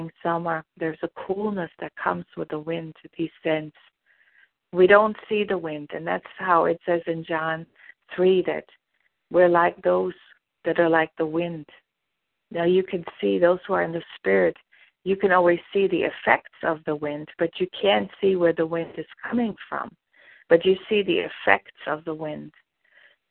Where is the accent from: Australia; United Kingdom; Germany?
Germany; I'm from Germany